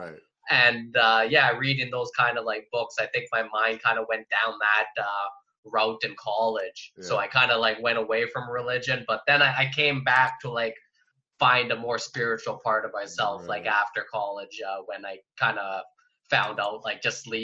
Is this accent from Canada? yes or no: yes; High River, Alberta, Canada; I grew up in High River. So like a small, like Alberta town